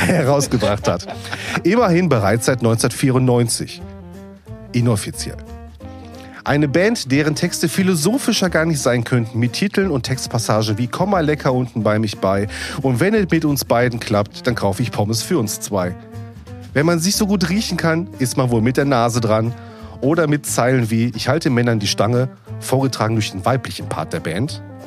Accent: Duisburg, North Rhine-Westphalia, Germany; ich als gebürtiger Duisburger

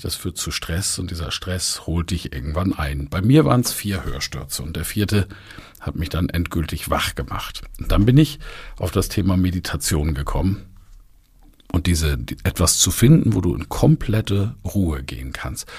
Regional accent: near Kiel, Baltic Sea, Schleswig-Holstein, Germany; an der Ostsee, wo ich groß geworden bin, bei Kiel

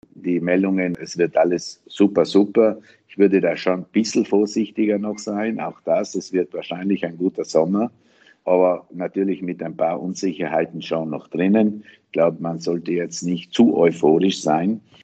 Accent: South Tyrol, Trentino-Alto Adige, Italy; als Südtiroler Unternehmerinnen im Tourismus, in der Hotellerie

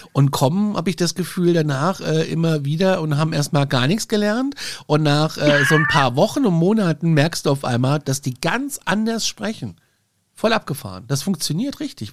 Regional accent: Aschaffenburg, Bavaria, Germany; Aschaffenburg zählt ja gar nicht wirklich nur auf der Landkarte zu Bayern, eigentlich sind wir ja Hessen

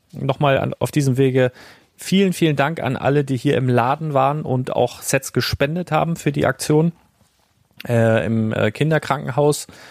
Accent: Germany; bei uns in Deutschland

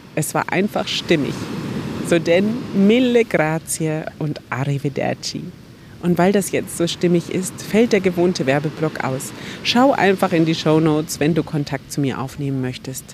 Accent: Germany; bei uns in Deutschland

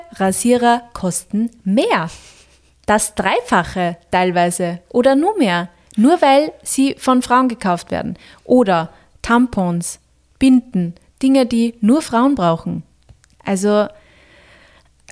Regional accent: Austria; bei uns in Österreich

